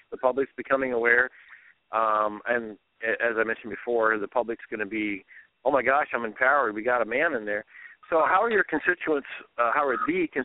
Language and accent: English; Iowa, United States; I was raised on Iowa farm